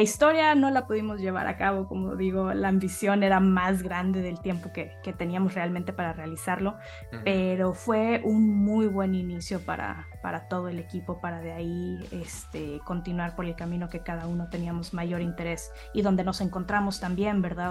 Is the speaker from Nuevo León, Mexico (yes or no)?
yes; Monterrey, Nuevo León, Mexico; soy, de Monterrey también